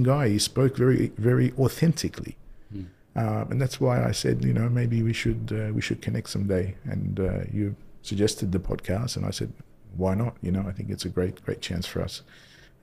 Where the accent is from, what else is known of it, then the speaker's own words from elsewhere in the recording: Australia; moved away as an adult; also born or lived in Indonesia / Paris, France; now in Dubai, United Arab Emirates; I grew up in Australia. I was born in Australia, actually, and started my career there, went to school there